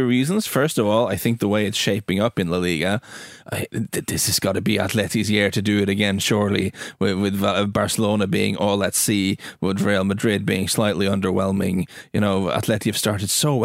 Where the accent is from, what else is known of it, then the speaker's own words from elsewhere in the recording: Norway; We're quite an English inspired country, footballing wise